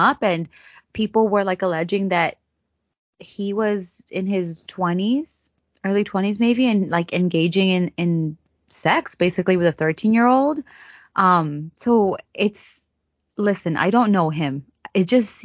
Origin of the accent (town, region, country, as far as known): United States